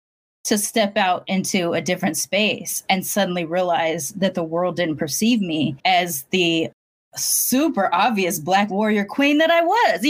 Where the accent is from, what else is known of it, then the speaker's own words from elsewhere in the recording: Long Beach, California, United States; moved away; I was Black until I left Long Beach